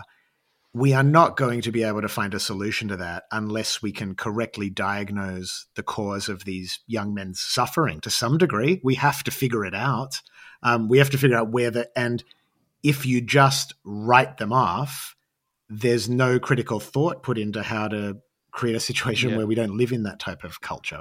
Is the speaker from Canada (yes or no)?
no; Australia; growing up as an Australian artist